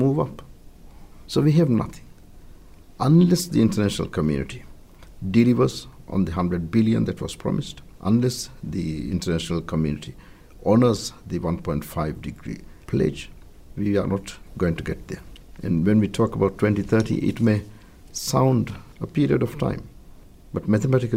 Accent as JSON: {"language": "English", "country": "Maldives", "said": "My home country, the Maldives"}